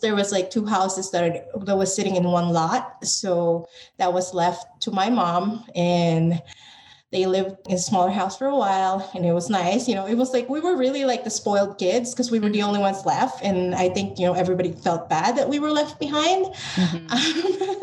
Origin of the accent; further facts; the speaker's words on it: Philippines; moved away as an adult; now in United States; I identify as Filipino American because I am a Filipino born in the Philippines